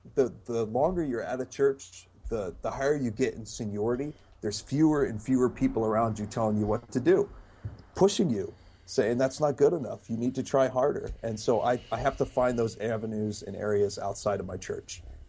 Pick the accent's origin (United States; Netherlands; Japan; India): Japan; I remember when I was a missionary kid in Japan, I grew up in Japan, my parents were missionaries there.